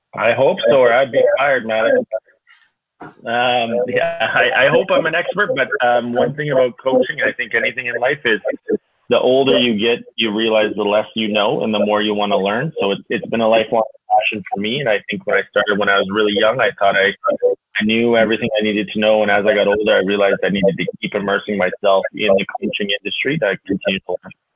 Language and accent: English; Kitscoty, Alberta, Canada; also born or lived in Lethbridge, Alberta; born and raised in Kitscoty, Alberta, the big town just down the road